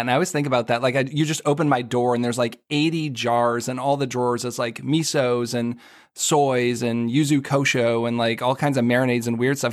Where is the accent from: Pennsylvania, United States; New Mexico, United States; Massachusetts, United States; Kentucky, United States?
Massachusetts, United States; Boston; now in Washington, D.C., United States; I grew up in the Boston area